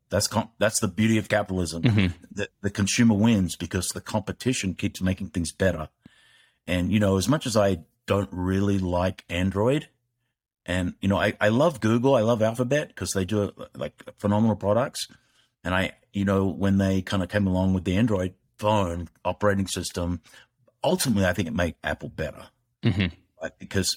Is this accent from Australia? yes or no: yes; Australia; moved away; I blame that on being Australian.